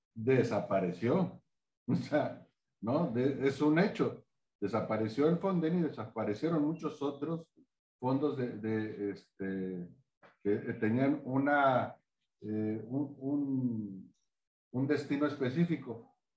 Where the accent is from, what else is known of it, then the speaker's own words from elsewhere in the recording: Acapulco, Guerrero, Mexico; quienes somos de Acapulco